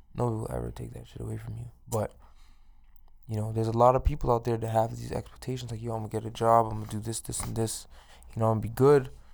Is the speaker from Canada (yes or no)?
yes; Toronto, Ontario, Canada; now in Edmonton, Canada; I'm from, like, inner city Toronto, I'm from East York